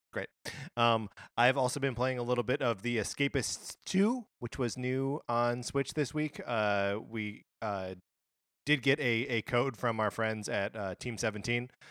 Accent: Wisconsin, United States; moved away; I grew up in Wisconsin

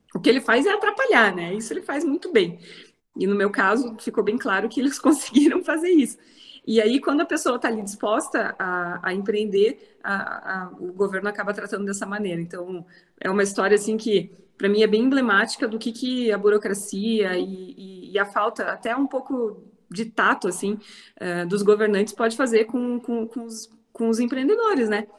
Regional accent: interior of Paraná, Brazil; moved away as an adult; now in Curitiba, Brazil; sou do interior do Paraná, moro aqui em Curitiba desde 2002

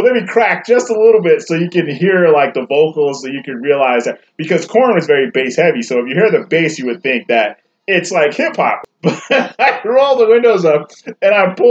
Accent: New York, United States; moved away; I grew up in New York, so I was always into, like, house and reggae and rap

